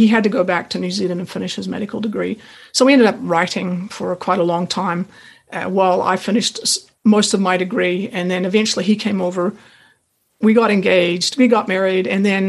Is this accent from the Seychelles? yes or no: no; Pacific Northwest, United States; I actually grew up in the Pacific Northwest, Oregon, Washington, and I went to university there.